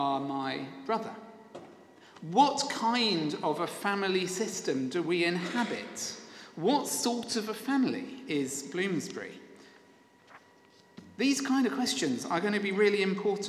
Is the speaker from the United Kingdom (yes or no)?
yes; Sevenoaks, South East England, United Kingdom; the former rector of my hometown Sevenoaks